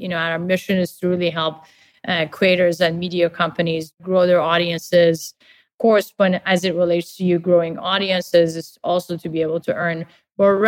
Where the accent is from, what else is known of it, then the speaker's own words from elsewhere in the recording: Tehran, Tehran Province, Iran; English is a second language; moved away; I grew up in Tehran, in Iran, during the war